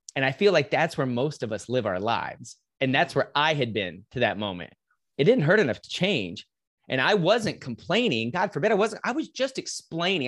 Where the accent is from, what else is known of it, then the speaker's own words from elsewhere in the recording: Lubbock, Texas, United States; now in Dallas, United States; I'm in Dallas now, I grew up in West Texas, in Lubbock, Texas